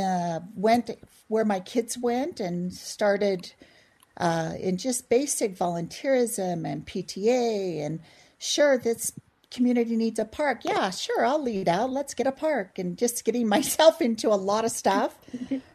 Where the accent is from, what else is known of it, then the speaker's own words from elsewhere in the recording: Provo, Utah, United States; I was born and raised in Provo, actually, and just a homegrown gal